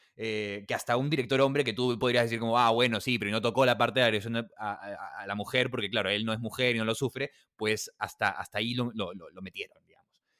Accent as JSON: {"language": "Spanish", "region": "Lima", "country": "Peru", "said": "Lima, que es donde yo vengo"}